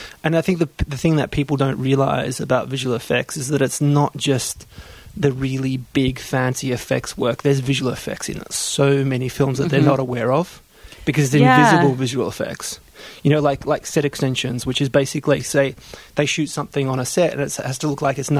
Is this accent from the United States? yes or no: no; Melbourne, Victoria, Australia; accent: Australian; I'm from Melbourne.